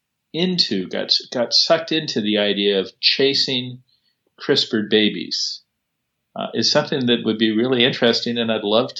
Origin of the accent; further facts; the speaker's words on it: California, United States; But I'm a Californian